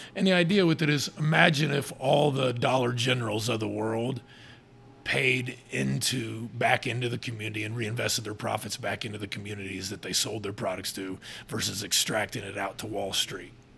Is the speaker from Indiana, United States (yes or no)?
yes; Fairmount, Indiana, United States; now in Muncie, United States; I'm from Fairmount, actually, which is a little tiny, tiny town, like 30 minutes from here